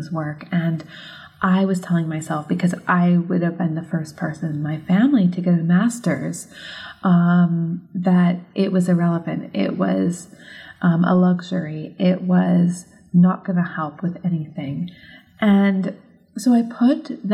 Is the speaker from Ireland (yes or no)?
no; United States; moved away as an adult; also born or lived in Edinburgh, Scotland / United Kingdom; as an American who was brought up on the grid system of the roads here in North America